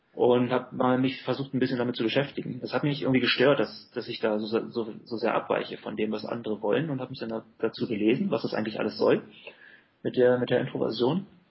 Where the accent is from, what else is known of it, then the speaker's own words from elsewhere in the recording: Germany; Ich finde es ein sehr lebenswertes Land. Und vor allem ist es halt meine Heimat